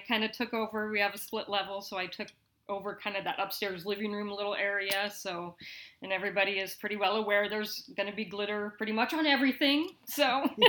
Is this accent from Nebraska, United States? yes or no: yes; Lincoln, Nebraska, United States; also born or lived in Seattle / Las Vegas; I am a Lincoln native. Grew up here, went to school here